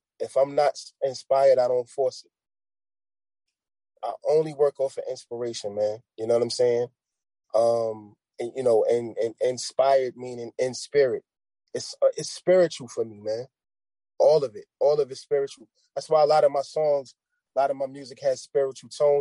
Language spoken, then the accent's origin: English; New York, United States; moved away; I'm from New York, but I'm not in New York